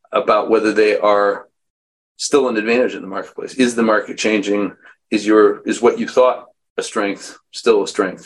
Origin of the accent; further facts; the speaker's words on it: Missoula, Montana, United States; I was born in Missoula, Montana